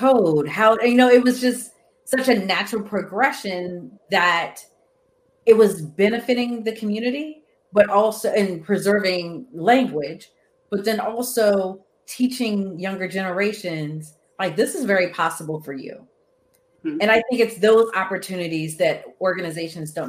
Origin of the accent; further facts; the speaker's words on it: Virginia, United States; now in Maryland, United States; I grew up in Virginia